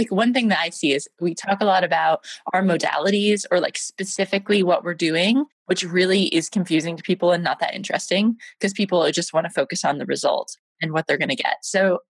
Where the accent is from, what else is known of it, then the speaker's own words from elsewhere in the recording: United States; moved away as an adult; also born or lived in London, United Kingdom; now in Hong Kong; I'm American and I've got a lot of clients in America, but I've been living in London for 7 years and now I'm in Hong Kong.